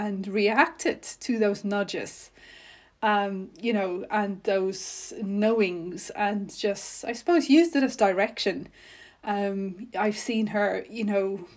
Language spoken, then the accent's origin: English; North West, South Africa; I was raised in South Africa, an only child in a very ordinary household. And I spent most of my growing up years in the Northwest Province